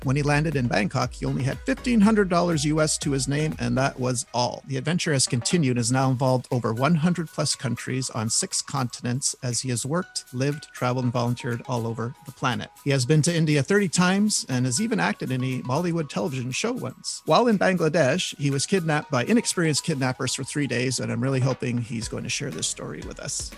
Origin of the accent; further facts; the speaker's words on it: Canada; I'm from Canada.